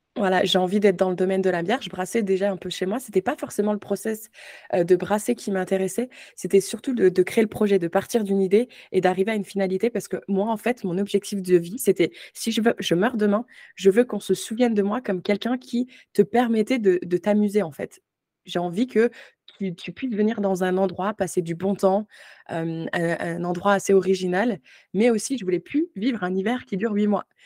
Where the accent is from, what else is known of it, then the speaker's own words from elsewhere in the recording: Moselle, Grand Est, France; moved away as an adult; also born or lived in Ontario, Canada; now in Canada; à la base, je viens de la Moselle